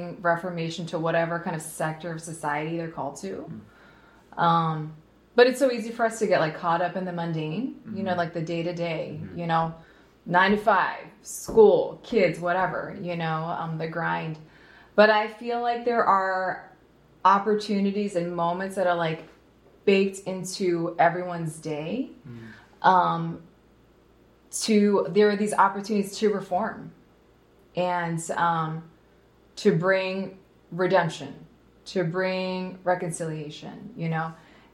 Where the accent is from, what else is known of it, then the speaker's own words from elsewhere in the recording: New Jersey, United States; also born or lived in Philadelphia, Pennsylvania; now in North County, United States; I was born in Philly, raised in New Jersey